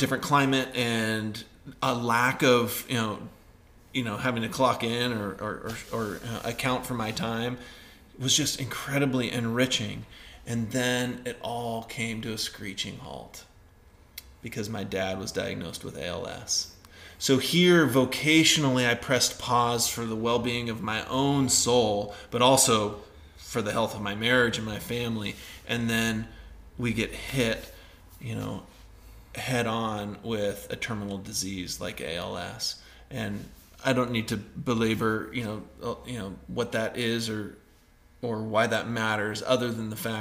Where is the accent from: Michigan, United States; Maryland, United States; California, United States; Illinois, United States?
California, United States; Northern; moved away; also born or lived in Idaho; the property that we grew up in Northern California